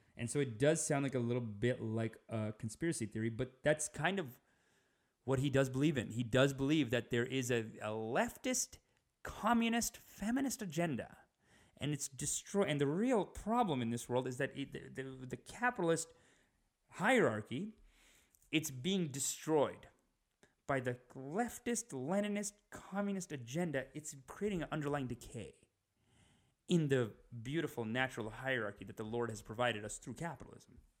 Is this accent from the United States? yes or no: no; Canada; we're Canadian